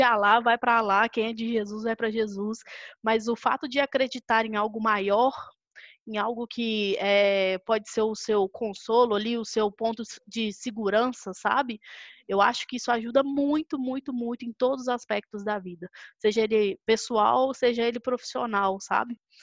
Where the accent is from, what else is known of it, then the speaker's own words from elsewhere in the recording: Belo Horizonte, Minas Gerais, Brazil; eu sou de BH, sou mineira, é, nascida e criada por aqui